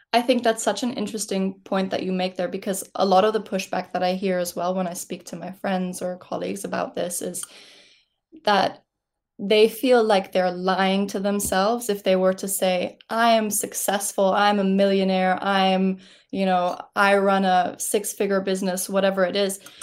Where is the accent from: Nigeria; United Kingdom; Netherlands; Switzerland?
Switzerland; moved away; I am from Switzerland originally